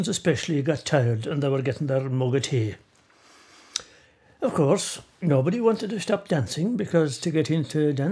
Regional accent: Brosna, Munster, Ireland; originally I came from Brosna

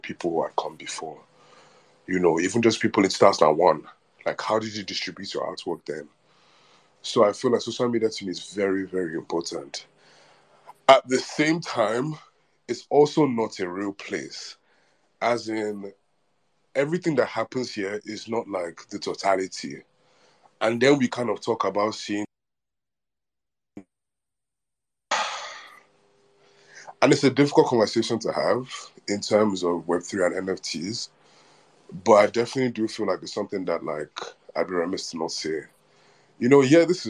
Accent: Nigeria; as a Nigerian or African

